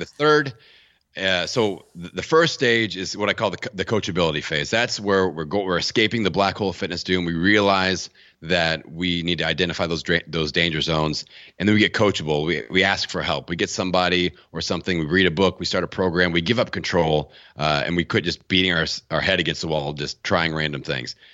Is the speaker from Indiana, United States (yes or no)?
yes; Bloomington, Indiana, United States; my hometown of Bloomington, Indiana